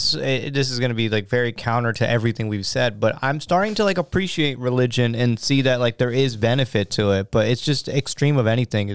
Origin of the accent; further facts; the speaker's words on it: Georgia, United States; I'm from Georgia.